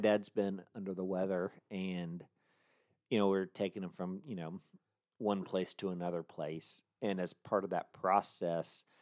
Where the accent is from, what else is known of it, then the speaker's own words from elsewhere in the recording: Franklin, United States; downtown Franklin, my hometown